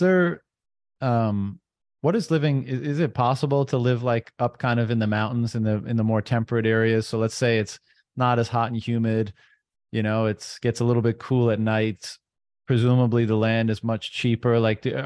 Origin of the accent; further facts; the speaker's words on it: Canada; I'm Canadian